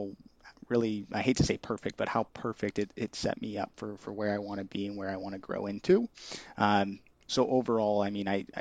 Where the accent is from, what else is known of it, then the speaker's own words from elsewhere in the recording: Bay Area, California, United States; I grew up in the Bay Area